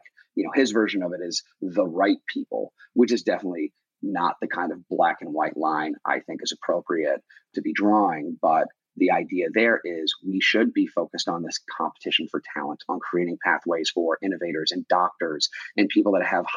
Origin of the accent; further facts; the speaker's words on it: Long Island, New York, United States; moved away as an adult; also born or lived in Richmond, Virginia; I grew up in Long Island in, you know, a town where too many guys were wearing pastel colored polos with their collars popped